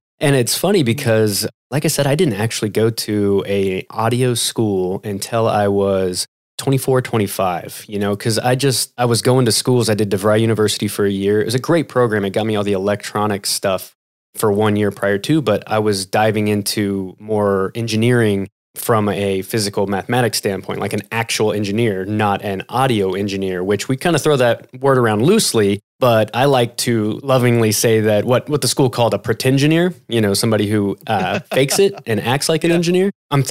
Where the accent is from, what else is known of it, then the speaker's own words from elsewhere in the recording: Kansas City, United States; I'm from Kansas City. I'm a Kansas City boy.